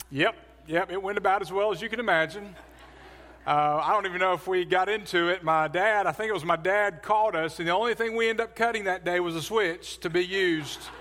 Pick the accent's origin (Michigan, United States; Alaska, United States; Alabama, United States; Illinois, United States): Alabama, United States; Birmingham; also born or lived in Adamsville, Alabama; As a kid, I grew up in Birmingham. I lived in, uh, Forestdale, which is southwest, a suburb of, uh, southwest of Birmingham